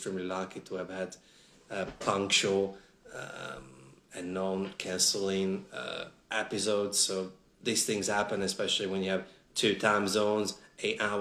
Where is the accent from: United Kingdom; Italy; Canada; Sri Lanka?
Italy; English is a second language; moved away as an adult; also born or lived in Sydney, Australia / Melbourne, Australia; now in Australia; Home for me is Italy